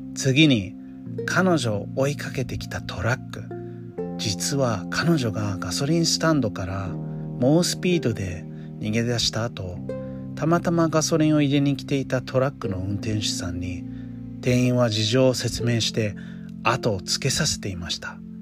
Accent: United States; Japanese is a second language; moved away; 私の母国でもあるアメリカ

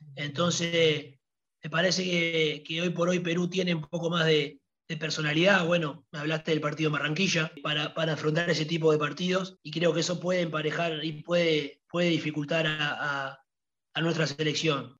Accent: Uruguay; also born or lived in Italy

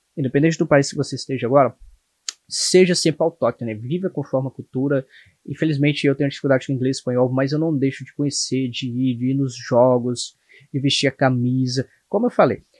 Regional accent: Brazil; moved away as an adult; now in United States; Também amo meu país, mas eu conheço mais aqui do que o meu Brasil

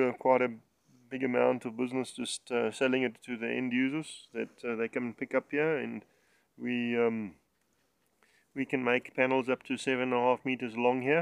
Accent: Springbok Flats near Settlers, Limpopo, South Africa; now in Polokwane, South Africa; I actually grew up on a farm

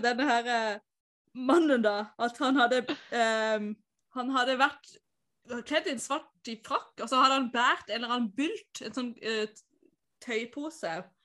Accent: Tveit, Agder, Norway; der jeg er fra

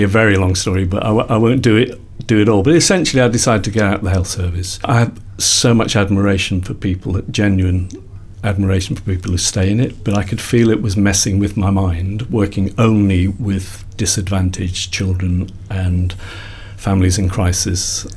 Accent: Liverpool, North West England, United Kingdom; I grew up in Liverpool.

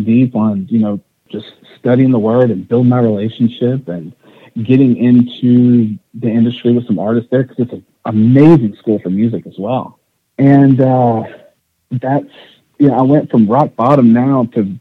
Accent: East Texas, United States; I grew up in East Texas

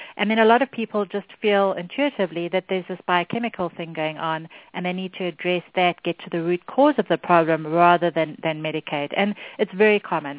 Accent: South Africa; moved away; I grew up in South Africa, which is where my accent's from

